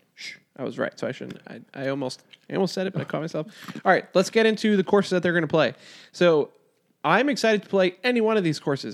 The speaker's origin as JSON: {"language": "English", "region": "New York", "country": "United States", "said": "I'm from New York"}